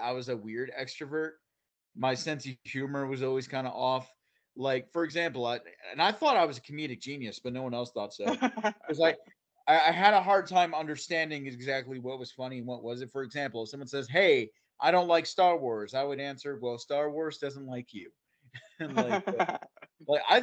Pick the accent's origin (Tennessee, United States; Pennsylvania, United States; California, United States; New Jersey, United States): New Jersey, United States; central; also born or lived in Florida; I'm a homegrown Jersey boy. So in the central Jersey area